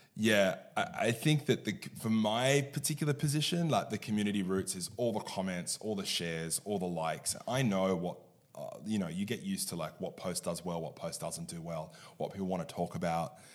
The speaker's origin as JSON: {"language": "English", "town": "Sydney", "region": "New South Wales", "country": "Australia", "tie": "born or raised there", "said": "I was born and bred in Sydney"}